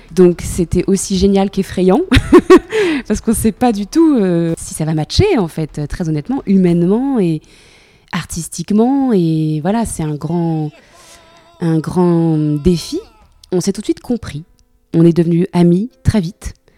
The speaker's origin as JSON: {"language": "French", "country": "France", "said": "chez moi en France"}